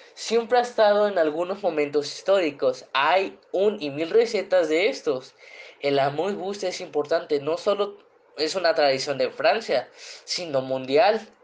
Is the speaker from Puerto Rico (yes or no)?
no; Guerrero, Mexico; moved away; also born or lived in Puebla; de donde yo vengo. Ah, es que soy de la costa